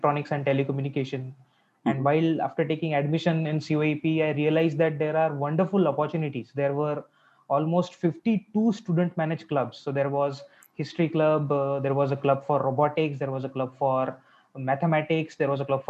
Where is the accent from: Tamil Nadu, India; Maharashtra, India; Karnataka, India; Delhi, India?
Maharashtra, India; Amravati; also born or lived in Aurangabad; I am basically from Maharashtra and I'm born and brought up in a city called Amravati